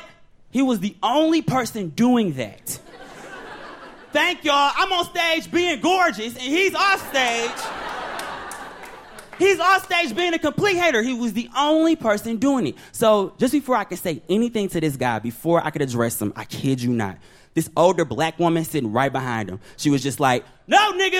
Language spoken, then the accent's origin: English; Detroit, Michigan, United States; moved away as an adult; also born or lived in Bronx, New York; now in Brooklyn, United States; I'm originally from Detroit, Michigan